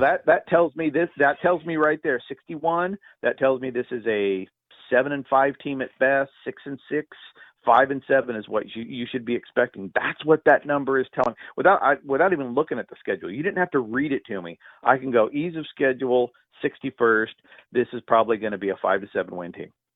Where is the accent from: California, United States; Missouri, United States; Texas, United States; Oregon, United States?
California, United States; growing up in the '70s in ultra rural California